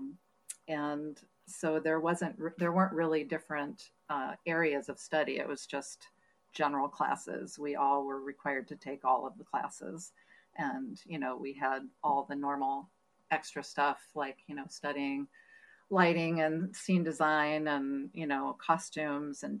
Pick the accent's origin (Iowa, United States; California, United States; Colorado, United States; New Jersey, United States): California, United States; San Francisco Bay Area; moved away as an adult; also born or lived in Montana; now in Minnesota, United States; from the San Francisco Bay Area originally